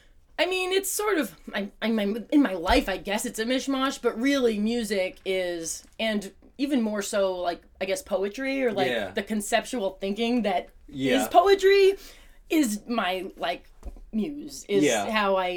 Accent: New Jersey, United States; moved away as an adult; also born or lived in New York / Iowa; I grew up in New Jersey, but my parents moved out to Iowa

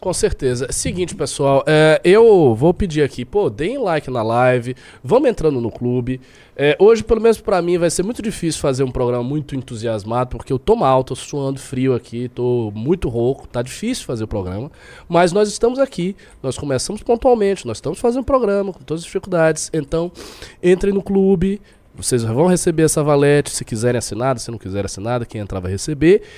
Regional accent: Bahia, Brazil; eu que sou baiano

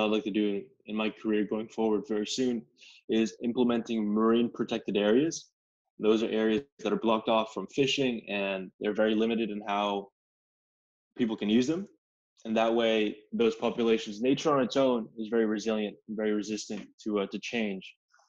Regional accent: Connecticut, United States; born there; Well, look, I was born in Connecticut, and I would go back every summer now and then, and there were horseshoe crabs all along the coastline

